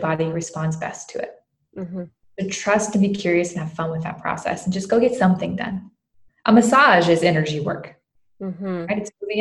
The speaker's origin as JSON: {"language": "English", "region": "the South", "country": "United States", "tie": "born or raised there", "said": "I grew up in the South"}